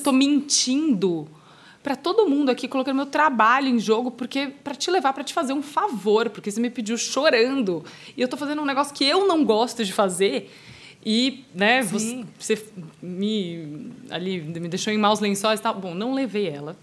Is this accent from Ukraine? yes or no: no; Brazil; eu sou brasileira